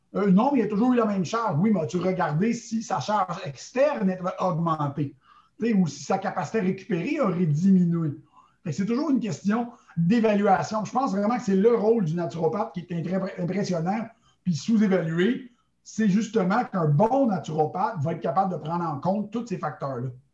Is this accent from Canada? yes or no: yes; Montreal, Quebec, Canada; je suis originaire de Montréal, au Québec.